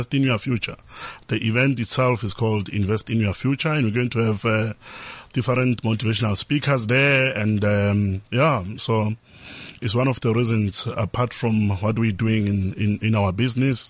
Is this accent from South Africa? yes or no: yes; Limpopo, South Africa; now in Johannesburg, South Africa; growing up in Limpopo really made me who I am today